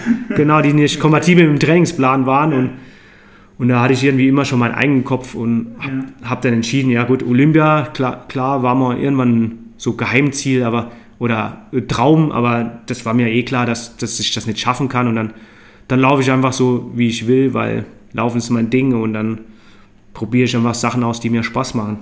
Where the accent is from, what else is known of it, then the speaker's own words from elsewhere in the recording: Neunkirchen, Saarland, Germany; moved away as an adult; also born or lived in London; now in Inzell, Germany; ich bin im Saarland aufgewachsen, in Neunkirchen Saar